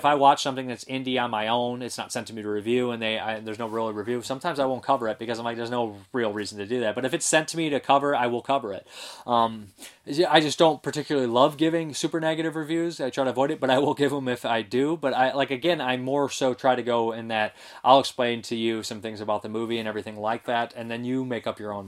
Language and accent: English; Toledo, Ohio, United States; I grew up in Toledo, Ohio